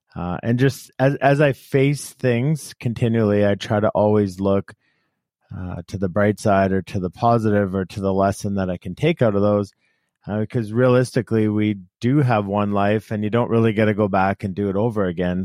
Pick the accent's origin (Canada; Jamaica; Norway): Canada; we grew up in Canada and very few people played football.